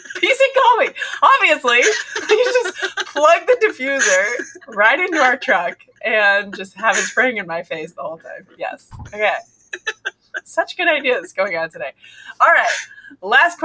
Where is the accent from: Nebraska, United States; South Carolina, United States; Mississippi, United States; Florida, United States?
Nebraska, United States; we're from Nebraska, so I understand a miserable winter